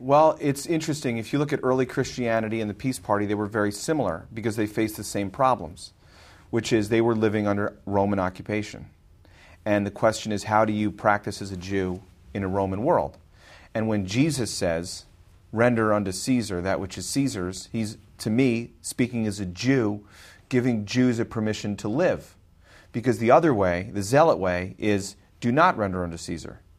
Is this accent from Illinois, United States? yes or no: yes; Glencoe, Illinois, United States; I grew up in Glencoe, on the north shore of Chicago